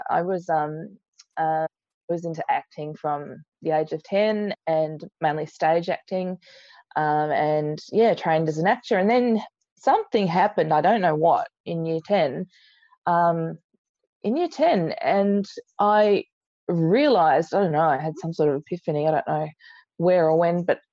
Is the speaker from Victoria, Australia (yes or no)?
yes; Research, Victoria, Australia; I grew up in Research, which is near Kangaroo Ground, all dirt roads then